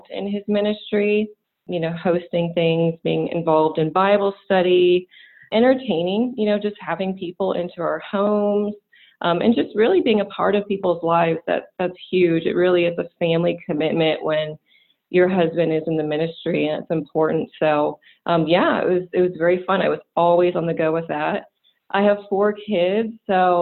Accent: California, United States; moved away as an adult; also born or lived in Greenville, South Carolina; now in Atlanta, United States; I grew up in California

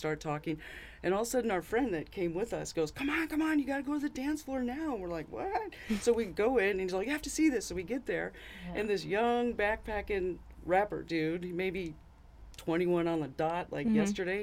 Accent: San Francisco Bay Area, East Bay, California, United States; now in Michigan, United States; I grew up in the San Francisco Bay Area, the mm-hmm. East Bay, where Oakland was

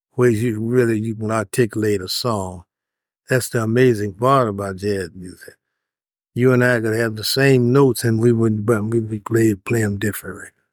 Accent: Chicago, Illinois, United States; I grew up in Chicago

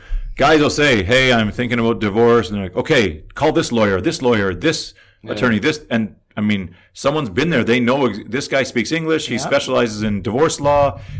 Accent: Canada; there's a lot of problems we have at home too that we don't see because we're Canadian and Canada.

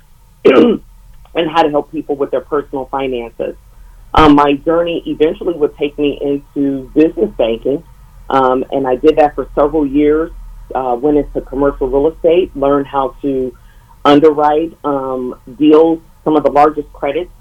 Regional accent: Cleveland, Ohio, United States; moved away as an adult; now in Columbus, United States; I hail from Cleveland. I'm so proud to be from that city and come from a very modest background, blue-collar parents. Came to Ohio State, and that's how I ended up here in Columbus

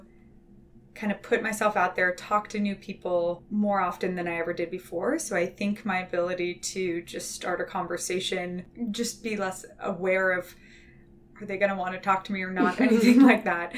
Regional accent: inland Southern California, United States; now in Santa Cruz, United States; I grew up inland in Southern California.

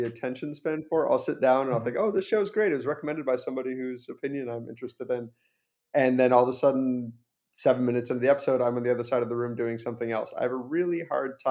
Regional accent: Minneapolis, Minnesota, United States; moved away; I grew up in Minneapolis, and I was visiting my parents in Minneapolis this past week

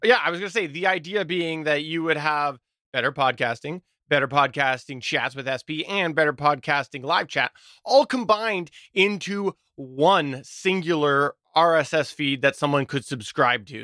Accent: Canada; accent: thick Canadian; my Canadian accent

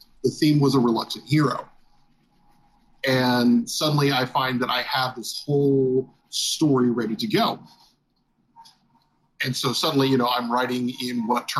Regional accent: Texas, United States; I grew up in South Texas, so my reading choices were outside of like Tolkien and the Narnia series

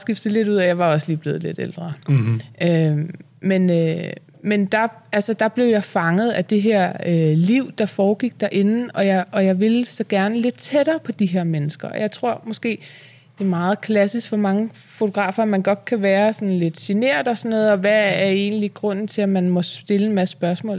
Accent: Vium, Central Denmark Region, Denmark; Jeg er fra Vium

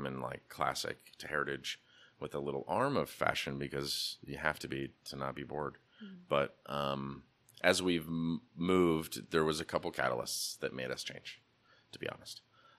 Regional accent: Pacific Northwest, United States; I'm an American dude. Who doesn't like the American heritage? And I grew up in the Northwest

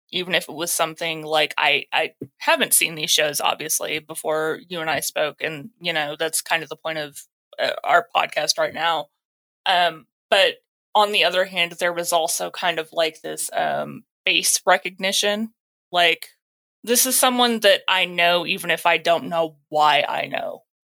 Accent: Texas, United States; I'm from Texas

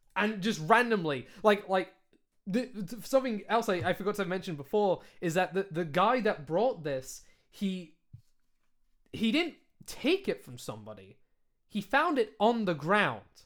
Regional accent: United Kingdom; accent: British; I am British. This accent is a British accent.

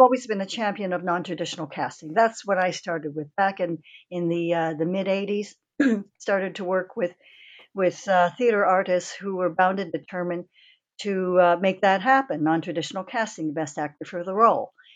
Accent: Toronto, Ontario, Canada; was born and bred in Canada, in Toronto. My parents were born in Canada.

